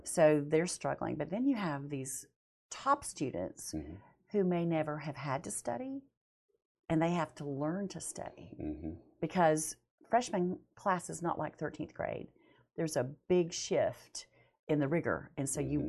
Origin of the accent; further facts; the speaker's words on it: Montana, United States; moved away as an adult; also born or lived in Weatherford, Texas / Dallas area, Texas / Bonham, Texas / Tennessee; now in Huntsville, Texas, United States; I was born in Weatherford and lived in Texas oh. in the Dallas area and Bonham area until I was five. Moved to Montana, never grew up in Texas